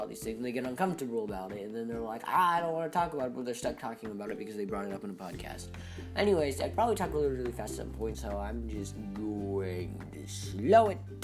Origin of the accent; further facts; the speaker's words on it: United States; as an American